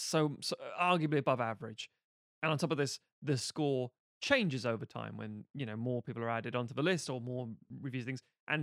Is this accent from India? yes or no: no; United Kingdom; But we're British.